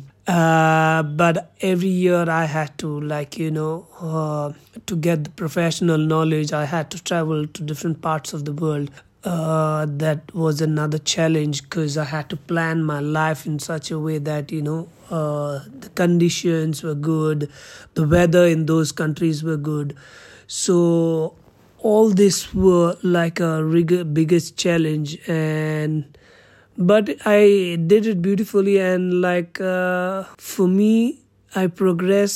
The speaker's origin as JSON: {"language": "English", "region": "Goa", "country": "India", "said": "I'm from Goa"}